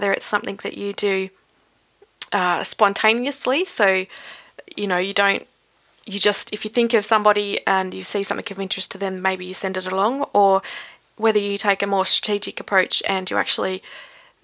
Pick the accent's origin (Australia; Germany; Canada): Australia; Tasmania; accent: Tasmanian bogan; my Tasmanian bogan accent